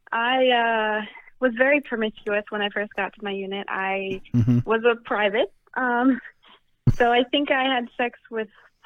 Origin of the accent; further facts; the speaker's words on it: Colorado, United States; also born or lived in Idaho / New Zealand; So I was born in Idaho, Salmon, Idaho. And then I moved to Colorado, a tiny, tiny little town in Colorado.